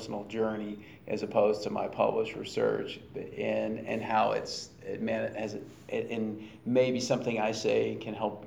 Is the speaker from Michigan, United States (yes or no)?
no; Baton Rouge, Louisiana, United States; I grew up in the Deep South in Baton Rouge, Louisiana